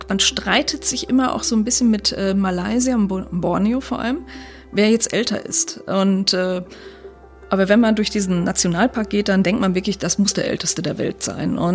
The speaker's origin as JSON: {"language": "German", "region": "North Rhine-Westphalia", "country": "Germany", "said": "Ich komme jetzt selber aus dem Sauerland, das ist so, so ein bisschen so ähnlich, also vielleicht 500 Meter hoch ungefähr"}